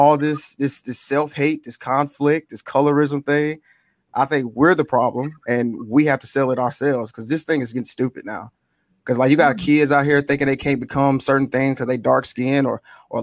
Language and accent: English; Mississippi, United States; I'm from Mississippi too